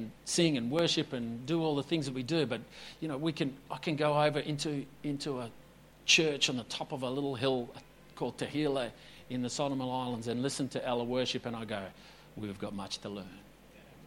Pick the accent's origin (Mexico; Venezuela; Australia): Australia; Perth, Western Australia; moved away as an adult; also born or lived in Esperance / Noosa; I was born in 1974 in Perth, WA